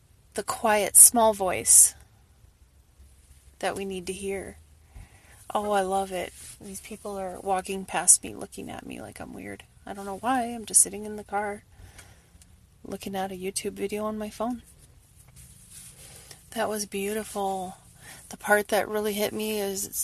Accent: Wisconsin River, United States; I grew up on the Wisconsin River

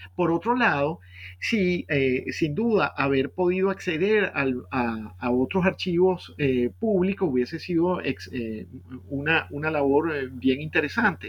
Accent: Caracas, Capital District, Venezuela; also born or lived in Boston, United States; Yo nací en, Caracas en 1967

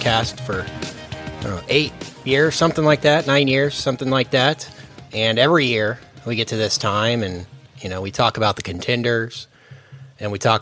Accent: the South, United States; we're from the South

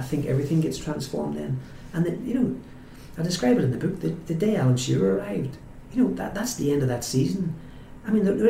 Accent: Newcastle, North East England, United Kingdom; there are three or four things people will say if you say I'm from Newcastle.

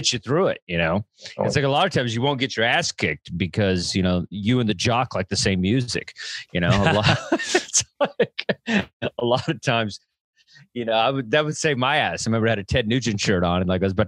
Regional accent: the South, United States; I grew up in the South, trailer park

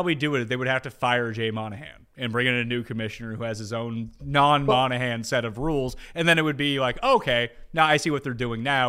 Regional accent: Canada; I'm Canadian.

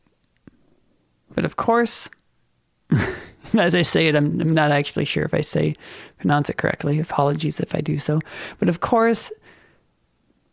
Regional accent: Minnesota, United States; I'm from Minnesota

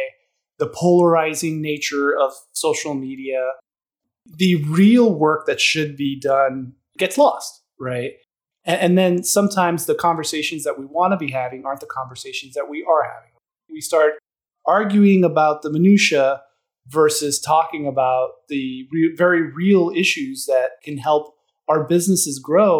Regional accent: Miami, Florida, United States; I'm from Miami, Florida.

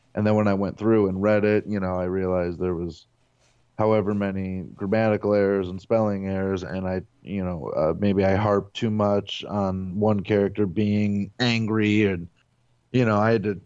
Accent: Avon Lake, Ohio, United States

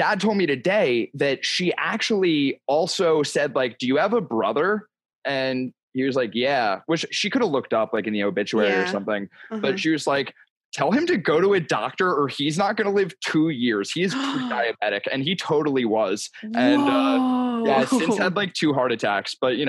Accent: New Jersey, United States; Yeah, I'm from South Jersey.

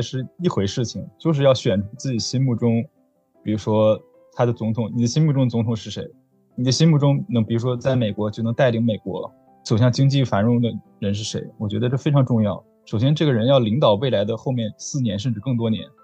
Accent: Beijing, China; moved away; 我是来自中国，我的家家在北京

